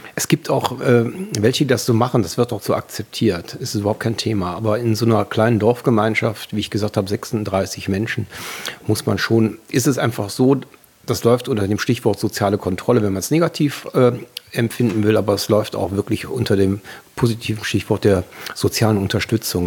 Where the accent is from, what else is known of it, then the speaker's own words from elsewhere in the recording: Wuppertal, North Rhine-Westphalia, Germany; moved away as an adult; also born or lived in Langenfeld / Düsseldorf; Ich bin Elberfelder, geborener Elberfelder